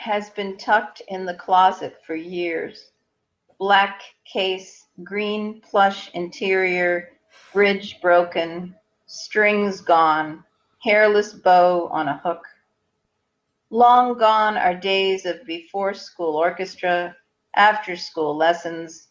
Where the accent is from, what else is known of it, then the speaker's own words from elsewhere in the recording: Hastings-on-Hudson, New York, United States; also born or lived in Manhattan, New York; grew up in Hastings on Hudson